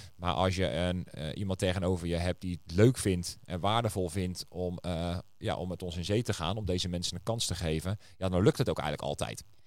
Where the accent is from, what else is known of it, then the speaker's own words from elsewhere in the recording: Netherlands; we zijn, eh, als, als Nederlanders wat dat betreft best wel een vrijgevig volk